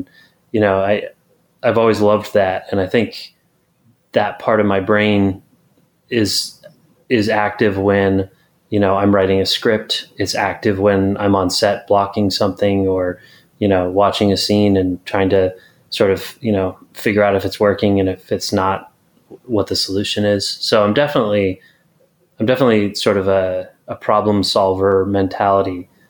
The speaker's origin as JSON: {"language": "English", "region": "California", "country": "United States", "tie": "born or raised there", "said": "So lived in California since I was 10. Gotcha. Effectively a California guy"}